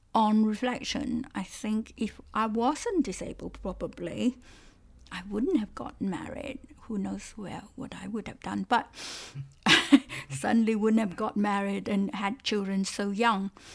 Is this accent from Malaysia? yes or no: yes; Malaysia; first language Cantonese; English is a second language; moved away as an adult; also born or lived in Strasbourg, France; now in United Kingdom; when I was a child growing up in Malaysia